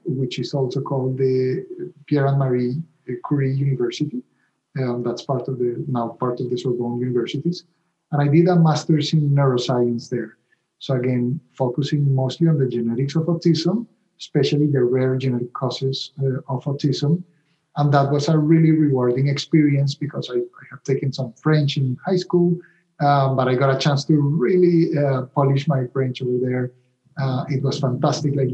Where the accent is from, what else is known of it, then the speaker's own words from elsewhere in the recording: Colombia; first language Spanish; English is a second language; moved away as an adult; also born or lived in Italy; now in Rhode Island, United States; I'm originally from Colombia, as you might be able to tell from my accent. I went to medical school there in Colombia